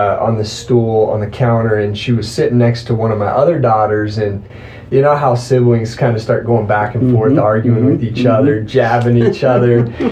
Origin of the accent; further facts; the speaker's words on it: Teton Valley, East Idaho, United States; I was raised in East Idaho, over in the farm fields of East Idaho, over in the Teton Valley area